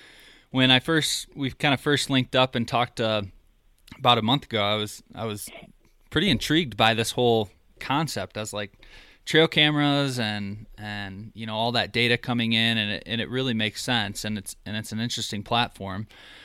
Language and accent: English; Michigan, United States; moved away; I'm originally from Michigan, and I moved out a couple years ago